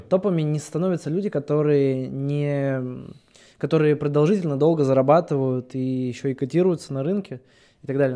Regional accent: Russia; я с Алтая сам

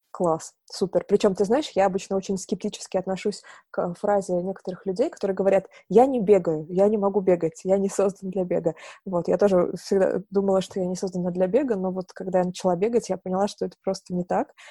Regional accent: Novorossiysk, Krasnodar Krai, Russia; now in Moscow, Russia; я сама э, с юга, я родилась в Новороссийске, это э, юг Черное море, Краснодарский край. Вот, и когда я переехала в Москву

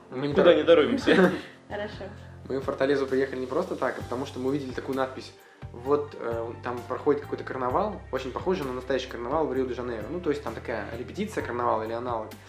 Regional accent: Russia; Мы ехали, думая, что мы там уникальные из России

